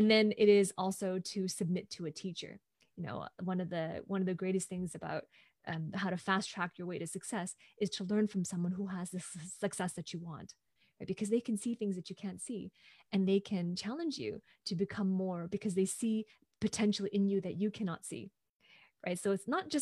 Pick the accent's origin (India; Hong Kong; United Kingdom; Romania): Hong Kong; moved away as an adult; now in Vancouver, Canada; I'm originally from Hong Kong, and I'm currently based in Vancouver, Canada, where I have been living for the past 15 years.